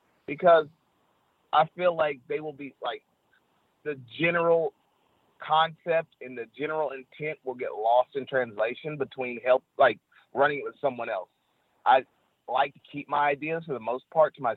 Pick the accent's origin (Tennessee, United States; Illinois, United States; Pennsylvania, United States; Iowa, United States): Tennessee, United States; I am from Tennessee. I am from the South